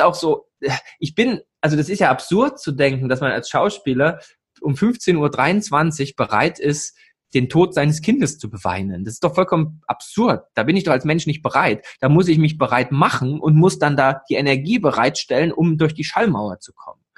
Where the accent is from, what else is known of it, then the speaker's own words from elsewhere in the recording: East Germany, Germany; moved away; als alter Ossi, so geboren in der DDR, aufgewachsen, dann mit 13 die Wende